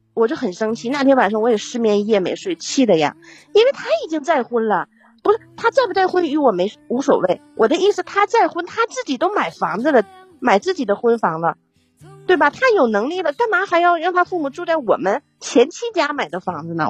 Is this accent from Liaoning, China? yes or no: yes; Yingkou, Liaoning, China; now in Shanghai, China; 我是城市的，啊。我是营口市的